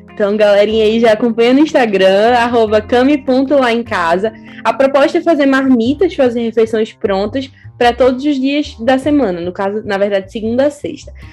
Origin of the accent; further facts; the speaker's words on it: Recife, Pernambuco, Brazil; moved away as an adult; now in Lisbon, Portugal; sou de Recife